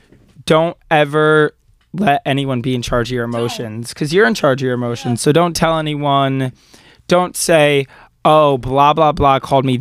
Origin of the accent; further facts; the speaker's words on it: Long Island, New York, United States; we're Long Islanders if you couldn't tell by the way. We're from Long Island.